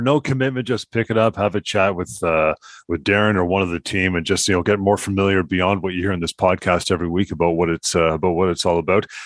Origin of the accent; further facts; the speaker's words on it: Canada; we're Canadian, eh?